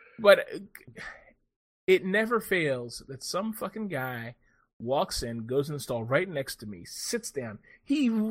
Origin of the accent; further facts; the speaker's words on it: United States; I'm an American